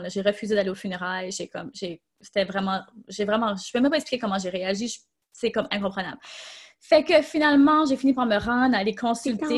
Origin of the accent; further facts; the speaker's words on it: Tracadie, New Brunswick, Canada; je suis acadienne, je viens du Nouveau-Brunswick, donc très petite ville au Nouveau-Brunswick.